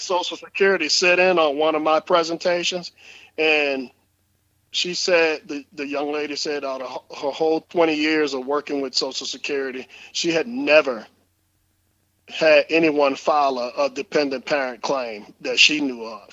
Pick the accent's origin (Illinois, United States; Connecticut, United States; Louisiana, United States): Louisiana, United States; New Orleans; growing up in New Orleans